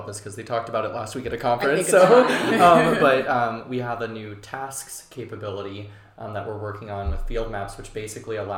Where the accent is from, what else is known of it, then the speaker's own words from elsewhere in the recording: South Georgia, United States; When I was growing up in South Georgia, there was a willow tree in my front yard